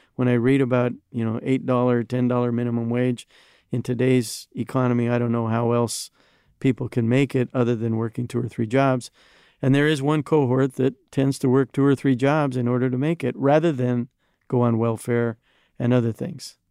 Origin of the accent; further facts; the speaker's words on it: United States; as an American